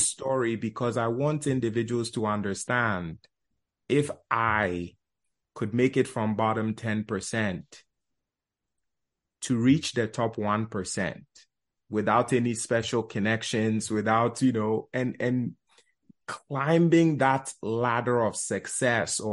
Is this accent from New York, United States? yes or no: yes; New York City, New York, United States; also born or lived in Ghana; Life started in Bronx, New York. We immigrated from Ghana, West Africa